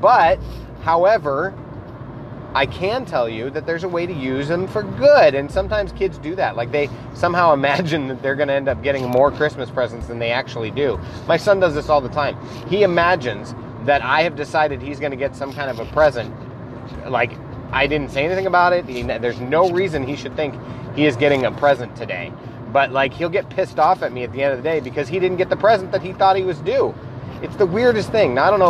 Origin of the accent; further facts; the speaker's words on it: Iowa, United States; accent: Midwest; if you can't tell by my accent that I'm actually from the Midwest, Iowa to be specific